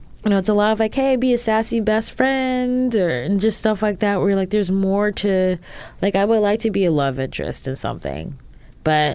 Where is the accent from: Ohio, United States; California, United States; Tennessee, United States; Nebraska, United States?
Ohio, United States; We're both from Ohio